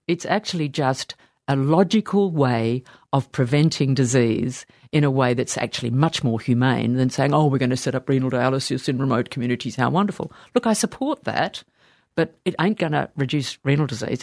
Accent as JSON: {"language": "English", "town": "Sydney", "region": "New South Wales", "country": "Australia", "tie": "born or raised there", "said": "I was born in Sydney. We lived very close to La Perouse."}